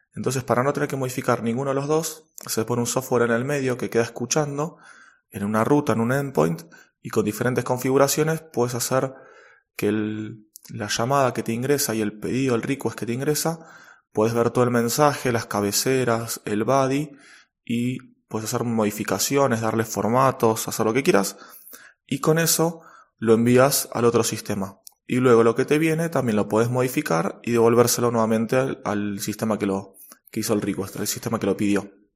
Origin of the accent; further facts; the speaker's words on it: Argentina; en mi país, en Argentina